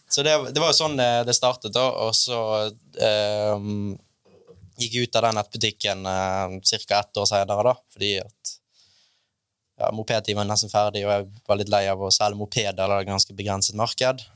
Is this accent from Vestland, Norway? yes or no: yes; Bergen, Vestland, Norway; jeg er fra Bergen